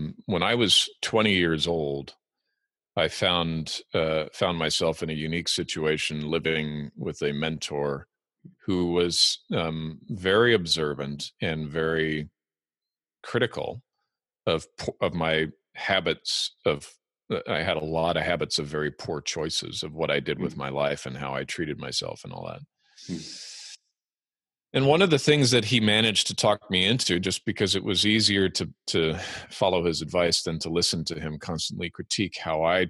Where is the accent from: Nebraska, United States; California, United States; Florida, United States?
California, United States; Los Angeles; moved away as an adult; also born or lived in Alberta, Canada / England / Germany / Iraq; now in Washington, United States; We immigrated to the United States in 1988, and I lived there in Los Angeles, in various parts of the greater Los Angeles area, till 2001